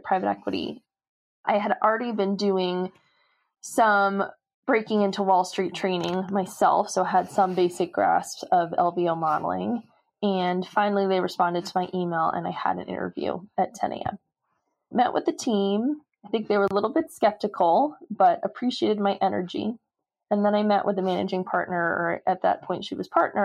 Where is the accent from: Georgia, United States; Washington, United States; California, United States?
California, United States; Los Angeles; also born or lived in Maine; I grew up in Los Angeles